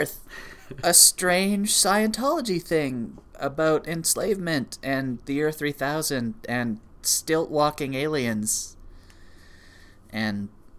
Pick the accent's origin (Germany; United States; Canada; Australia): Canada; we are Canadian.